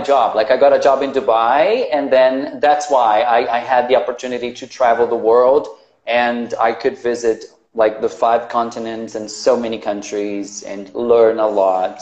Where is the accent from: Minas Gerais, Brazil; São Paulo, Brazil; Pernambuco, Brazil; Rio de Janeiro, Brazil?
Pernambuco, Brazil; Recife; English is a second language; I am Brazilian. I learned English in Brazil and I became a teacher here.